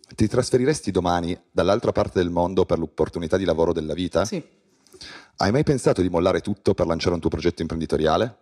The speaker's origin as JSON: {"language": "Italian", "region": "Piedmont", "country": "Italy", "said": "Da piemontese sottoscrivo"}